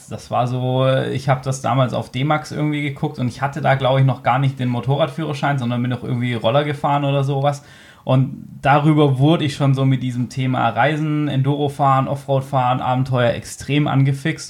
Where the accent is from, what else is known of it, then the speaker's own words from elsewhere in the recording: Hanover, Lower Saxony, Germany; wir kommen beide aus Hannover